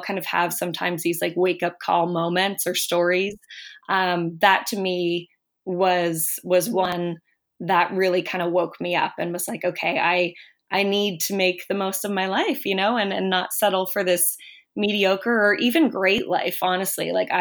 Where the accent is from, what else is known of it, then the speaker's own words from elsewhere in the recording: Sydney, Nova Scotia, Canada; moved away as an adult; now in Halifax, Canada; I grew up in Sydney, Nova Scotia in Cape Breton. And I've been in Halifax